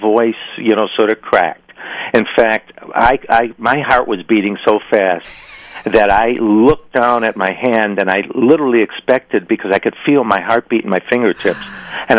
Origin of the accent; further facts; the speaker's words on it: Chicago, Illinois, United States; moved away as an adult; now in California, United States; I was raised in Chicago, and I left Chicago.